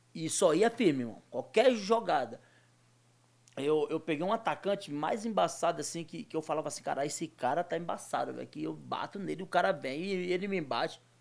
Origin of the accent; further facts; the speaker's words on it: Muniz Ferreira, Bahia, Brazil; moved away; also born or lived in Nazaré das Farinhas; eu convivi a minha infância toda em Muniz Ferreira